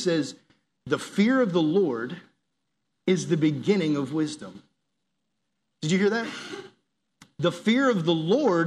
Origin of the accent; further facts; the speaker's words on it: New England, United States; moved away; my hometown up in New England